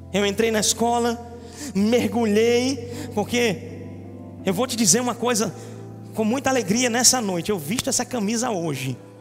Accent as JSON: {"language": "Portuguese", "town": "Recife", "region": "Pernambuco", "country": "Brazil", "said": "Mas eu sou de Recife"}